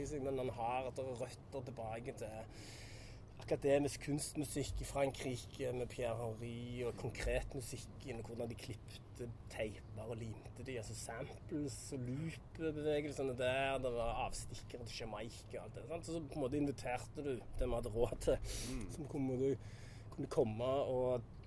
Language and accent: Norwegian; Randaberg, Rogaland, Norway; moved away as an adult; also born or lived in Ålesund; now in New York, United States; Randaberg, det er jo der jeg kommer fra